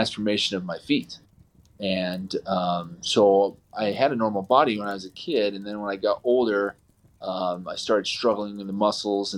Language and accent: English; Provo, Utah, United States; I grew up in Utah, so I've been in Utah my entire life. I grew up in the bubble, good old Provo, Utah.